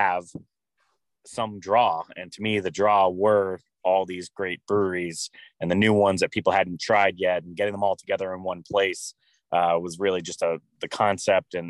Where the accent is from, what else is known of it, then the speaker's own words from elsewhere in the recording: Newport, Rhode Island, United States; my hometown, Newport